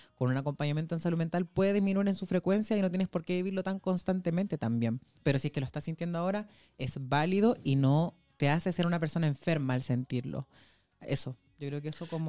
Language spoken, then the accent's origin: Spanish; Antofagasta, Chile; moved away as an adult; now in Santiago, Chile; si estoy de donde yo nací, cuando yo estoy en Antofagasta